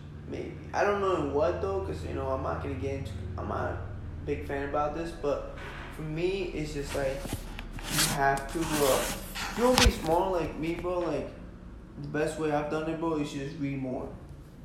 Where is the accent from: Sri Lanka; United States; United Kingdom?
United States; Red Bank; now in California, United States; when we're from Red Bank